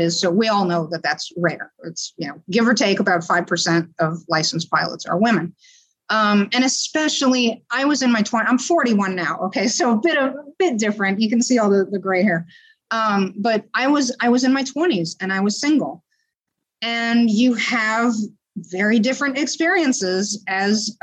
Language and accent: English; New Orleans, Louisiana, United States; moved away; also born or lived in San Francisco; where I grew up in New Orleans